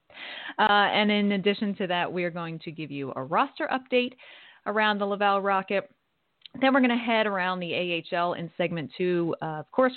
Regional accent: Philadelphia, Pennsylvania, United States; I'm from Philly

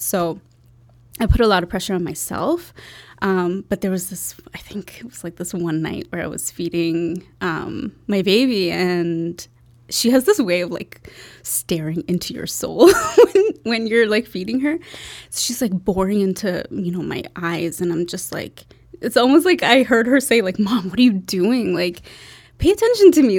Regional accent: Toronto, Ontario, Canada; moved away; also born or lived in Bangladesh; I grew up in Toronto.

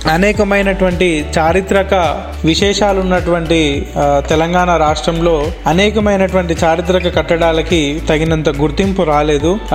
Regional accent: Kanchampalli, Telangana, India; also born or lived in Hanamkonda; నేను పుట్టింది జనగామ జిల్లా రఘునాథ్పల్లి మండలం కంచంపల్లి స్కూలింగ్ అంతా ఊర్లోనే జరిగింది

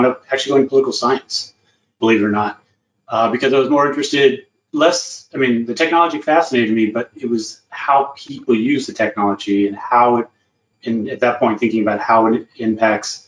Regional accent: Southern Virginia, United States; moved away as an adult; also born or lived in San Angelo, Texas; Grew up in Southern Virginia, so rural background.

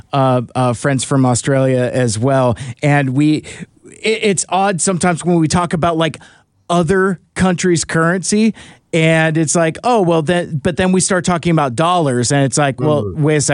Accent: United States; being American

